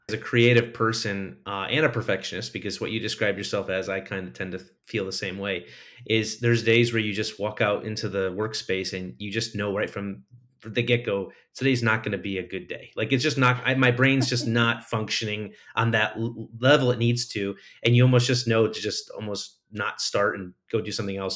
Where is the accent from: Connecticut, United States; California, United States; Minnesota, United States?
Connecticut, United States; I'm from Connecticut.